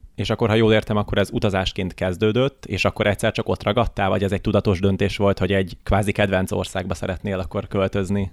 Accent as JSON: {"language": "Hungarian", "country": "Hungary", "said": "magyar vagyok"}